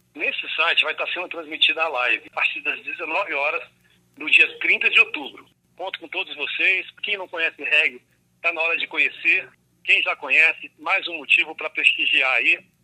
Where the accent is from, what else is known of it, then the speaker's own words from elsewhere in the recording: Cerrado, Central-West Brazil, Brazil; Nós que somos do Cerrado e a gente que ama esse bioma nosso, né, do Centro-Oeste